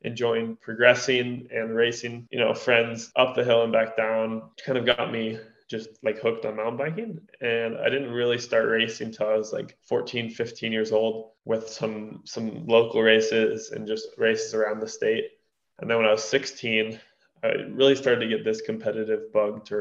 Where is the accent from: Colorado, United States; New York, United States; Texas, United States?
Colorado, United States; Durango; I'm born and raised in Durango, Colorado